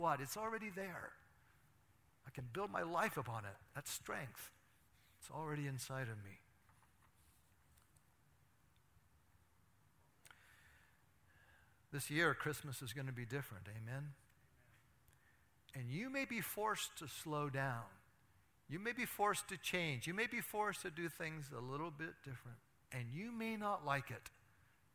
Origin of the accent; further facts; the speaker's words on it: Athens, United States; my hometown of Athens